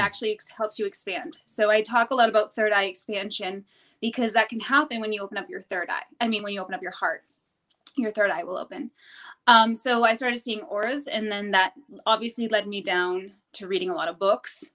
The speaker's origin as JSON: {"language": "English", "region": "New Hampshire", "country": "United States", "said": "I'm from New Hampshire"}